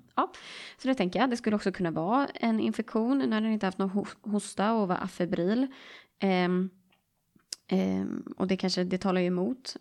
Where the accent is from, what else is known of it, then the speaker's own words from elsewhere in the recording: Stockholm, Stockholm County, Sweden; accent: Stockholm; jag är från Stockholm